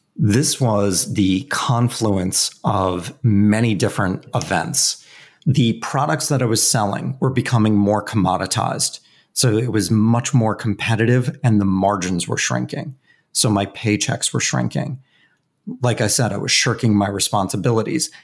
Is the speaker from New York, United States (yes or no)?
yes; Westchester County, New York, United States; I grew up in Westchester County, New York, which is just about an hour north of Manhattan.